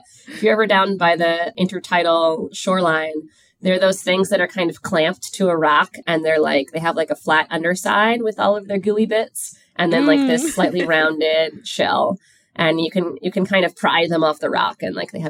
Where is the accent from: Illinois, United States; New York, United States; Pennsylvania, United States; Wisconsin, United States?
New York, United States; New York City; I grew up in Queens, New York